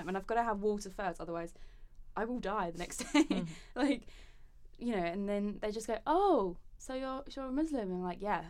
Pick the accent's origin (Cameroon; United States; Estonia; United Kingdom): United Kingdom; Essex, East of England; Just because I grew up in Essex, just because I am pale for now